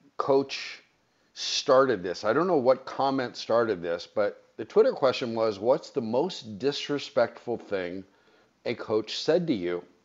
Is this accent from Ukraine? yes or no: no; Los Angeles, California, United States; I'm a Valley guy. I was born in the San Fernando Valley